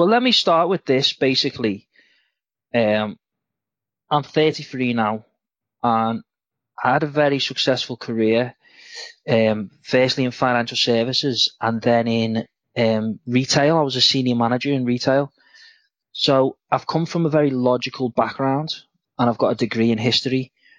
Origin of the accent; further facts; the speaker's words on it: Liverpool, North West England, United Kingdom; I am from Liverpool in England.